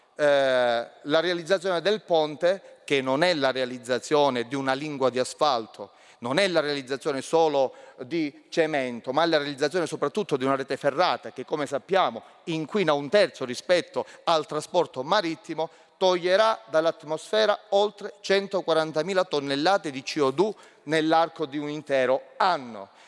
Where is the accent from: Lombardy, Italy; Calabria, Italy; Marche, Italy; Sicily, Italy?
Calabria, Italy; also born or lived in Messina; da Calabrese che ha studiato a Messina